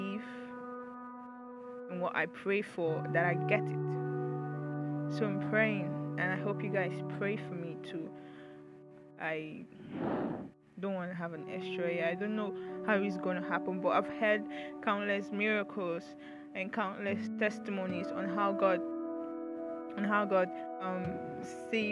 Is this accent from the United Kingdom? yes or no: no; Nigeria; it's not been easy being a Nigerian and being a Nigerian student